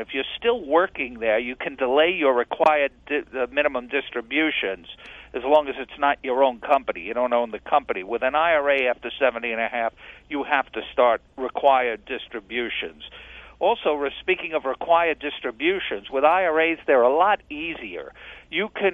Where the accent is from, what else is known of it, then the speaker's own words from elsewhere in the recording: New York, United States; I grew up in New York as a Yankee fan